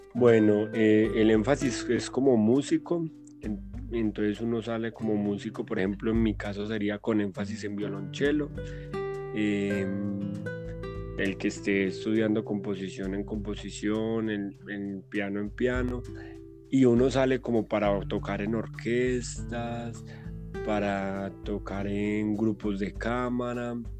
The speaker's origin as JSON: {"language": "Spanish", "country": "Colombia"}